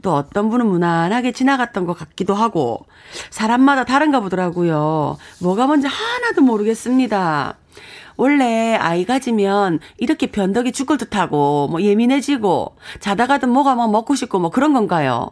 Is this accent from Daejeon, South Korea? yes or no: no; Gangwon, South Korea; accent: mix of Gangwon and Gyeongsang; 나름 강원도가 고향이거든요. 그래서 강원도하고 막 뭐 섞여 나와요